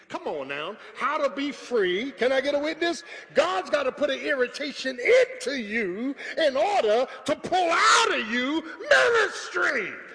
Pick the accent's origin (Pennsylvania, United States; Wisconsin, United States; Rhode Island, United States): Pennsylvania, United States; Philadelphia; I was from South Philly